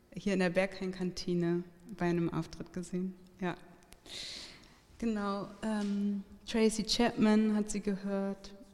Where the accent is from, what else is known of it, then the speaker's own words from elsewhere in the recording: Hamburg, Germany; now in Berlin, Germany; ich bin aufgewachsen da in der Nähe von der Sternschanze